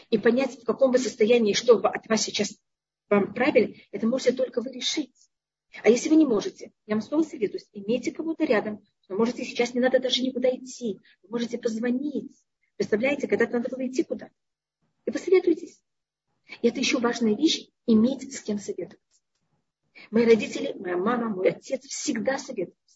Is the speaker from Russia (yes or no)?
no; Tashkent, Uzbekistan; now in Israel; я приехала из Ташкента, который там не был такой высокий уровень, а Израиль в то время, когда я приехала, был более низкий.